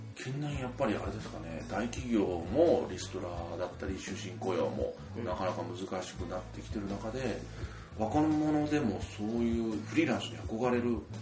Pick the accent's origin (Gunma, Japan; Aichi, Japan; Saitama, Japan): Gunma, Japan; 僕が山あいの群馬出身で